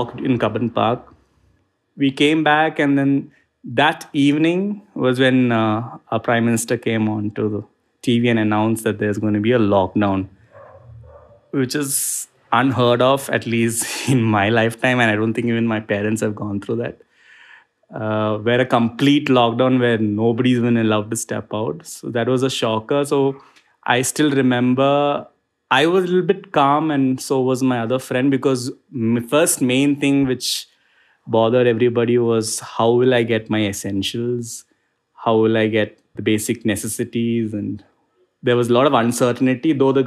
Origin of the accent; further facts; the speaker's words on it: Kerala, India; now in Bangalore, India; I'm originally from Kerala in India.